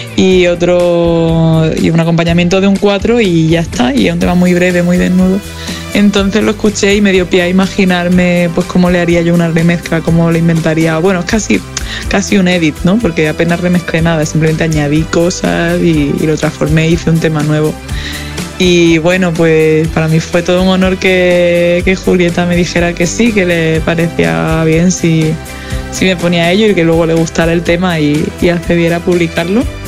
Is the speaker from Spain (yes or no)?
yes; southern Spain, Spain; now in Madrid, Spain; sur de España, que de donde vengo